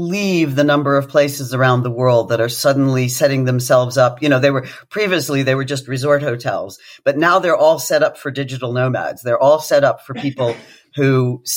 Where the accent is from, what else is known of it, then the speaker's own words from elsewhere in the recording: United Kingdom; as a Brit